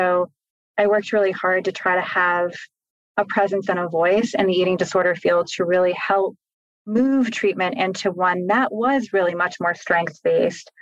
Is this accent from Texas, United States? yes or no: no; New Hampshire, United States; my home state, which is New Hampshire